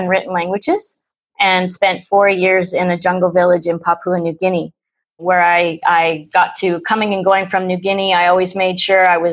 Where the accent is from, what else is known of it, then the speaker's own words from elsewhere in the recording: Ontario, Canada; I'm from Ontario, Canada